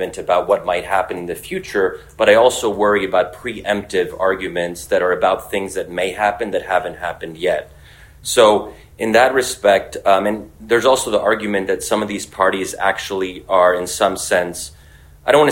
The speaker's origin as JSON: {"language": "English", "country": "United States", "said": "where I am American"}